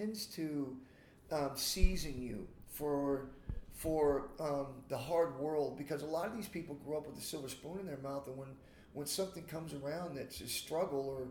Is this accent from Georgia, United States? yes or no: yes; Georgia, United States; I grew up in Georgia